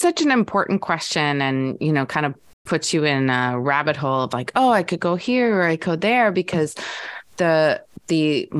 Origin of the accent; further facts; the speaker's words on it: Albion, Michigan, United States; born there; I was born in Albion, Michigan. And so when I came into the world, my father worked for Corning, which was, he was an engineer, and he was transferred a lot.